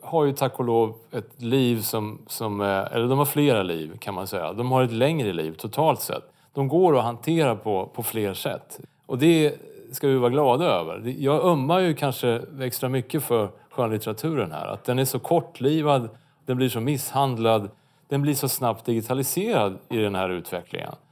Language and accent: Swedish; Örebro County, Sweden; Det är inte bara för att jag är från Närke som jag låter så här.